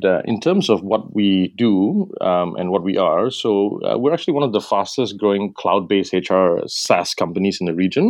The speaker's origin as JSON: {"language": "English", "town": "Kota Kinabalu", "region": "Sabah", "country": "Malaysia", "tie": "born or raised there", "also_born_or_lived": "London", "moved": "as an adult", "lives_now": "Singapore", "said": "I was actually born and raised in Sabah and spent most of my early life in Sabah"}